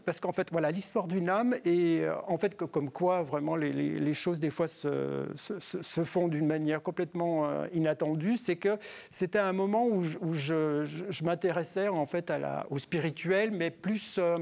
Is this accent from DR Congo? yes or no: no; Ain, countryside near Lyon, Auvergne-Rhône-Alpes, France; also born or lived in Bourg-en-Bresse; j'ai vécu dans la campagne plutôt près de, plutôt près de Lyon